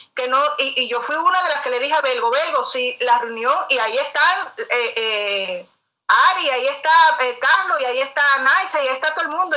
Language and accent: Spanish; Cuba; como cubana